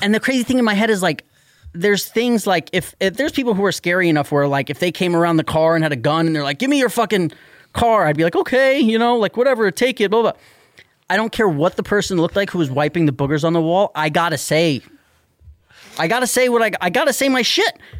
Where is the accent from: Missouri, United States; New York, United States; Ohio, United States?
New York, United States; New York City; I'm from New York City